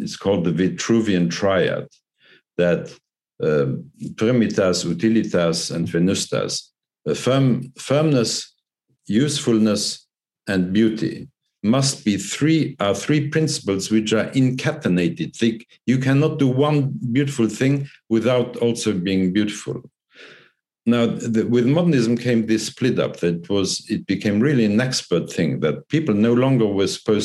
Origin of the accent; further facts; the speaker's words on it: Luxembourg; I'm from Luxembourg